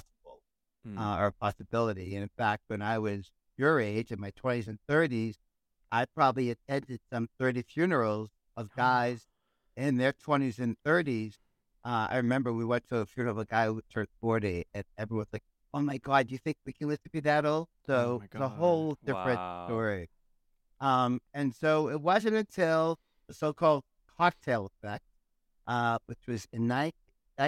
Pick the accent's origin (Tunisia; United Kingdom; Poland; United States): United States; North Shore, birthplace of the American Navy, Massachusetts; accent: Boston; moved away as an adult; also born or lived in Canada / New York City; I grew up on the North Shore, the town that I grew up in claims to be the birthplace of the American Navy